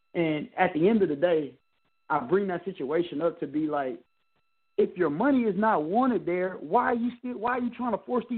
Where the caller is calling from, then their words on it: Texas, United States; I'm calling from Texas.